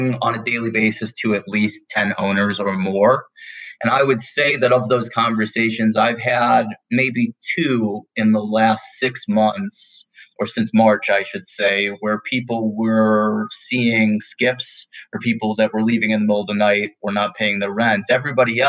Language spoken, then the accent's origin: English; Detroit, Michigan, United States; moved away as an adult; now in Denver, United States; my hometown market of Detroit